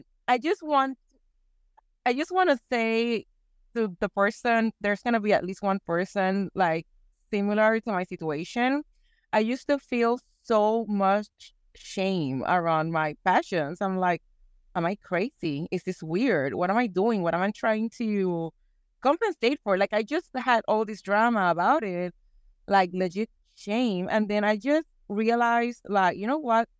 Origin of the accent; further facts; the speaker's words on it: Puerto Rico; moved away as an adult; also born or lived in Houston, Texas; now in East Texas, United States; I was born and raised in Puerto Rico, and for the last, it's gonna be fifteen years, I've been living in the great state of Texas.